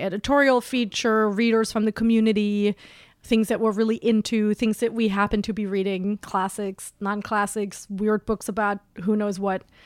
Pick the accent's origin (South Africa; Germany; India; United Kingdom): Germany; also born or lived in West Coast, United States; now in New York, United States; I was on the West Coast for a long time, and I'm originally from Germany